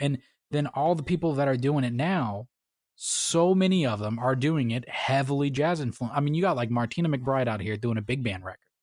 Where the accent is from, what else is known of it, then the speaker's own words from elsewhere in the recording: Florida, United States; moved away; I grew up in, in a, you know, middle class family, you know, whatnot, came from Florida